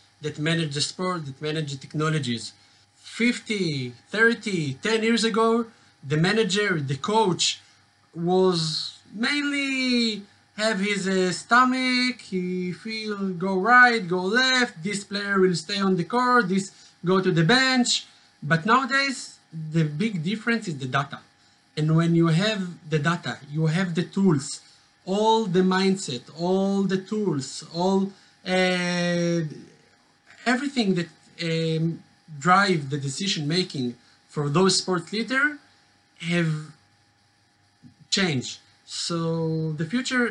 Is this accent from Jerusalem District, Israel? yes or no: yes; Jerusalem, Jerusalem District, Israel; I'm from Jerusalem, born and raised